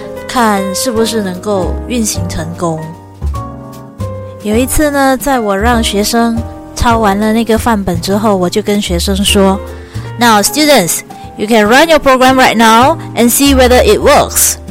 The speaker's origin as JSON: {"language": "Chinese", "country": "Malaysia", "said": "嗨，大家好，"}